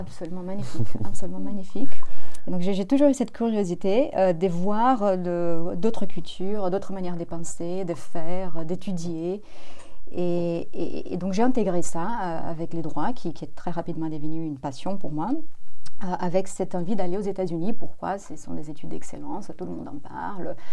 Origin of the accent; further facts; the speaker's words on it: Brazil; French is a second language; moved away as an adult; also born or lived in New York / Paris / Brussels; Je suis brésilienne, j'ai fait mes études au Brésil mes études de droit.